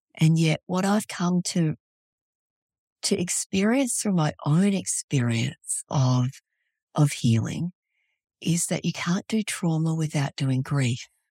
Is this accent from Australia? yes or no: yes; Australia; moved away as an adult; also born or lived in Vietnam; now in Fairbanks, United States; I was born in Vietnam, raised in Australia, and these days I live in Fairbanks, Alaska